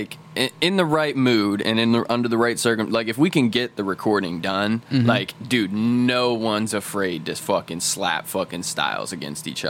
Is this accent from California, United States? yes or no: no; Pennsylvania, United States; I'm from Pennsylvania.